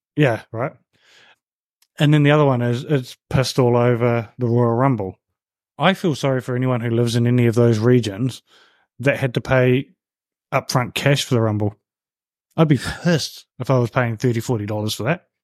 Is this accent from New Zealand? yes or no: yes; New Zealand; I grew up in New Zealand